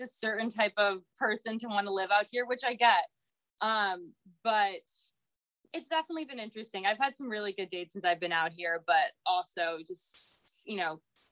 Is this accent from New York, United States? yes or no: yes; New York City, New York, United States; now in Miami, United States; I grew up in New York City